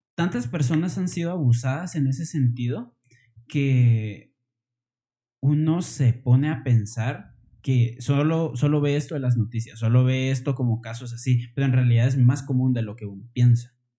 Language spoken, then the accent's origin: Spanish; Guatemala; somos de Guatemala